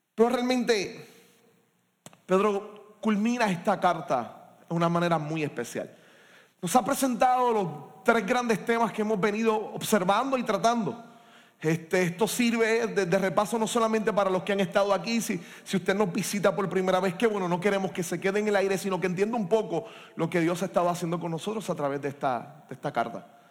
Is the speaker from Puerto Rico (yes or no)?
yes; Puerto Rico; como puertorriqueños y puertorriqueñas en nuestro país